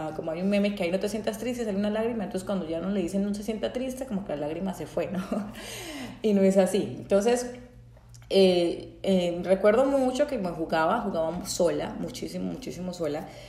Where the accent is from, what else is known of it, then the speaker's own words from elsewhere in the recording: Bucaramanga, Santander, Colombia; yo soy colombiana, eh, para los que no, no saben, soy colombiana, nací en Bucaramanga, Titre fue en, en, Santander, Colombia